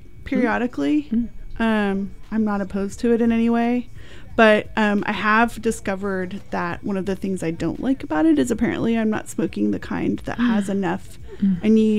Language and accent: English; San Rafael, California, United States; now in Oregon, United States; So I grew up in California and went to high school down there in San Rafael.